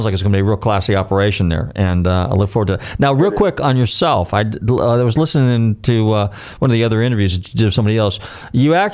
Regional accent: California, United States; now in Florida, United States; I'm originally from California as well, like you are, and even though I live in Florida

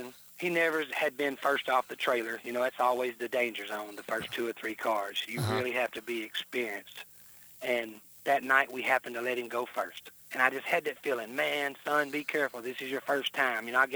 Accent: Joiner, Arkansas, United States; also born or lived in Memphis, Tennessee; And so we moved over there to the little town, Joyner.

